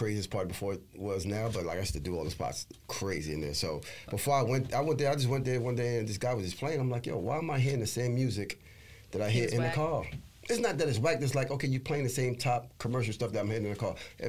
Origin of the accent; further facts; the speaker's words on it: New York City, New York, United States; also born or lived in Bronx, New York; I'm from Brownsville, Brooklyn, New York.